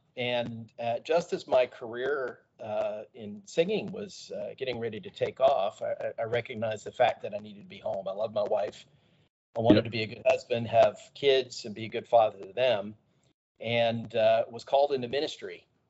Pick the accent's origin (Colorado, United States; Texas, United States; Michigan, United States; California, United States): Texas, United States; moved away as an adult; also born or lived in Georgia (near Warner Robins Air Force Base); we moved to the great state of Texas and we spent a whole bunch of time in Texas. Gosh, what is it, 1980? 1986 uh, uh, until my wife and I moved away from Texas in 2011